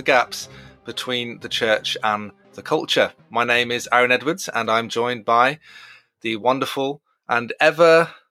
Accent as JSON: {"language": "English", "town": "Brighton", "region": "South East England", "country": "United Kingdom", "tie": "born or raised there", "said": "growing up in Brighton on pebbly beaches"}